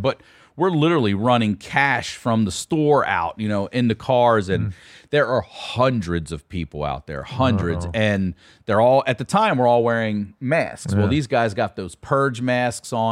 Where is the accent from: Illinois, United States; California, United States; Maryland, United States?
Maryland, United States; Baltimore; now in Santa Monica, United States; I'm from Baltimore